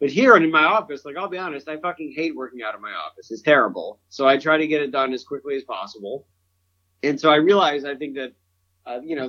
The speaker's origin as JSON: {"language": "English", "region": "Central New York", "country": "United States", "said": "I'm from Central New York"}